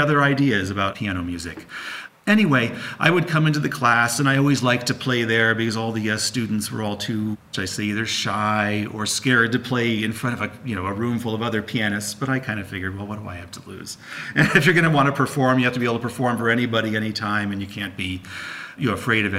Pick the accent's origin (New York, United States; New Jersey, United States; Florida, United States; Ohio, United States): New York, United States; outside of New York City, United States; I grew up outside of New York City.